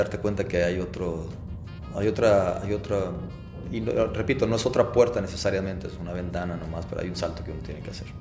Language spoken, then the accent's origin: Spanish; Mexico; nos afecta a los productores mexicanos